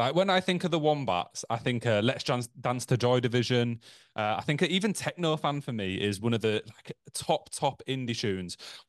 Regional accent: Leeds, Yorkshire and the Humber, United Kingdom; Yeah, we're from Leeds. We're in Leeds now.

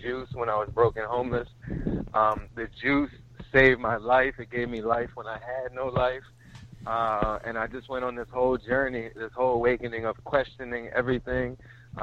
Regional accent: Norristown, Pennsylvania, United States; moved away as an adult; also born or lived in Los Angeles, California; I'm originally from Norristown, Pennsylvania

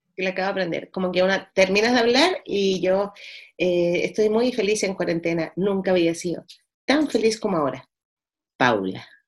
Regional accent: Valparaíso, Chile; born or raised there; moved away

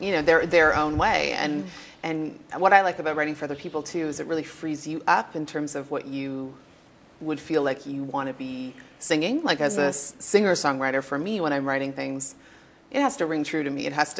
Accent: Toronto, Ontario, Canada; I'm from Toronto. Toronto? Yes, born and raised.

